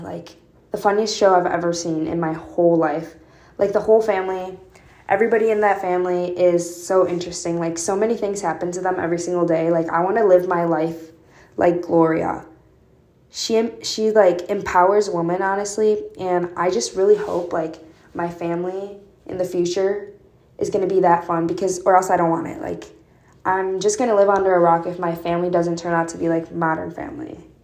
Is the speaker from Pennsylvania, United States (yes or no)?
no; northwest suburbs of Chicago, Illinois, United States; moved away as an adult; now in Urbana-Champaign, United States; specifically from like um, northwest suburbs of Chicago